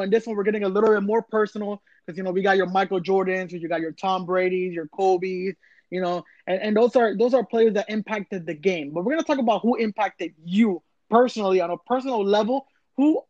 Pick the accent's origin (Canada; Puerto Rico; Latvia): Puerto Rico; I'm not from Boston. I'm from Puerto Rico.